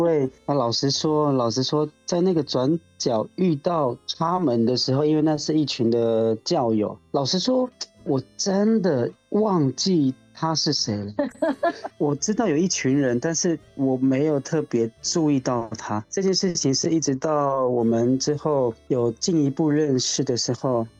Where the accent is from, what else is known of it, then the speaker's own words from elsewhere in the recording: Haiduan, Taitung County, Taiwan; 我是来自台东海端乡的 的布农族